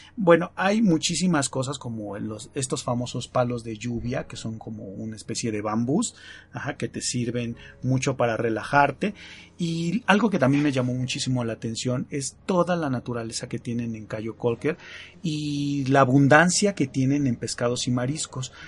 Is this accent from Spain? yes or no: no; Mexico